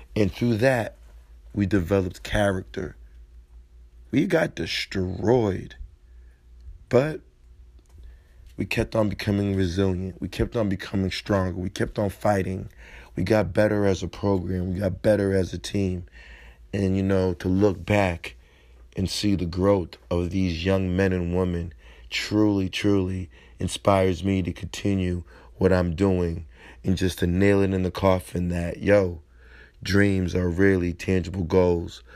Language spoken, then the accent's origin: English; Massachusetts, United States; Massachusetts, my home state